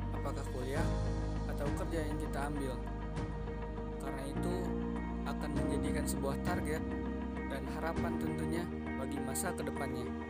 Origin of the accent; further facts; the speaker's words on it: Bandung, West Java, Indonesia; Asal dari Bandung, usia 18 tahun